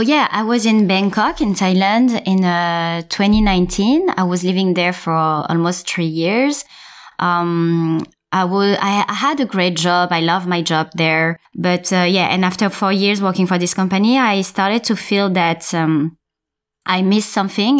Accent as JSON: {"language": "English", "area": "suburb of Paris", "region": "Île-de-France", "country": "France", "tie": "born or raised there", "first_language": "French", "second_language": "English", "said": "I was born in France, uh, so in a suburb of Paris."}